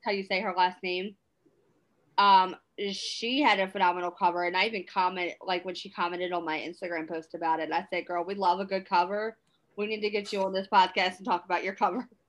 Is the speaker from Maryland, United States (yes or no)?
yes; Maryland, United States; I'm from Maryland